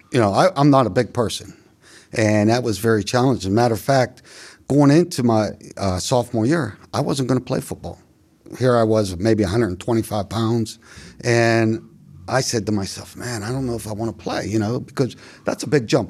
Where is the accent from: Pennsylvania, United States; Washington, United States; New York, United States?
Pennsylvania, United States; Beaver Falls; growing up in the Beaver County, in particular, Beaver Falls community